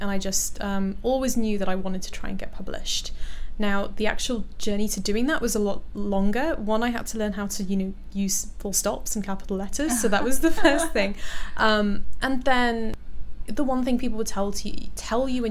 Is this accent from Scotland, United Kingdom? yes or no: no; London, United Kingdom; I was born in Harrow. So I was in like one of the kind of, you know, the typical Asian areas of London, Hounslow, Harrow